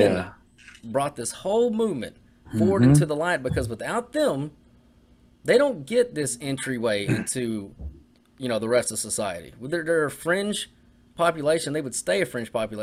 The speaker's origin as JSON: {"language": "English", "country": "United States", "said": "I am an American"}